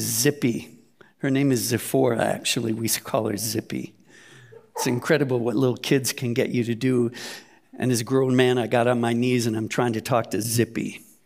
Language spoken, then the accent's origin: English; United States; now in Germany; United States